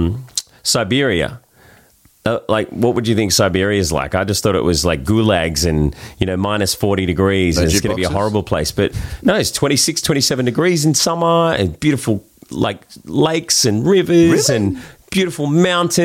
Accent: Sydney, New South Wales, Australia; accent: Australian; we're from Bondi.

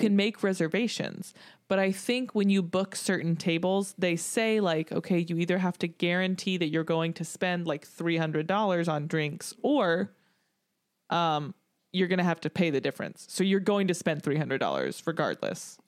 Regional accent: Tennessee, United States; growing up in Tennessee, a lot of country music

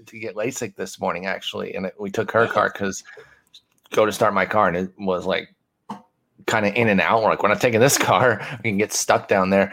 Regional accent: Michigan, United States; also born or lived in Harlingen, Texas; now in Austin, United States; growing up in Michigan

